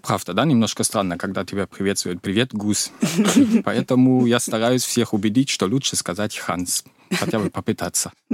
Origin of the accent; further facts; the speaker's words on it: Mecklenburg-Vorpommern, Germany; Russian is a second language; moved away as an adult; now in Russia; в этом регионе, откуда я, Мекленбург, предпомерания